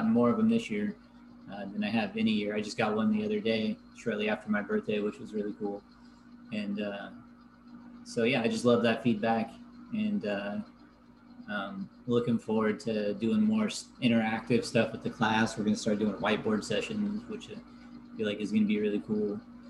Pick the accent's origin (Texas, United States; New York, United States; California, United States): California, United States; Happy Camp; I grew up, for those of you who don't know, I grew up in Happy Camp, California, which is where the Slater fire primarily was this year